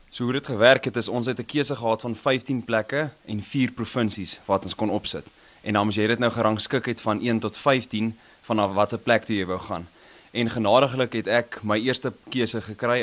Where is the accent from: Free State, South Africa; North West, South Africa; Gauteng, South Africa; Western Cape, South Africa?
Gauteng, South Africa; Krugersdorp; Ek het in Kreeusdorp groot geword. So ek was hier gebore en groot geword hierso